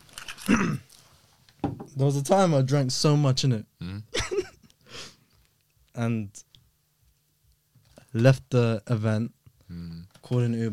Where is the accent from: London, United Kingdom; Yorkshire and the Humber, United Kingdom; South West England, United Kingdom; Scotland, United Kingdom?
London, United Kingdom; I was born here, man. St. Mary's in Paddington.